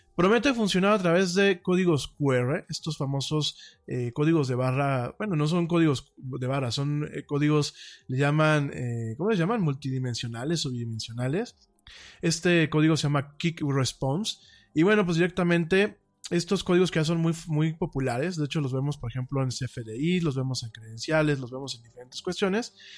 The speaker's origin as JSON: {"language": "Spanish", "country": "Mexico"}